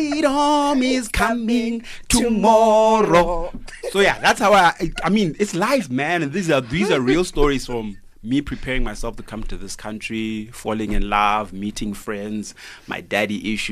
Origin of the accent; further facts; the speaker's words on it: Zimbabwe; now in South Africa; I'm Southern African.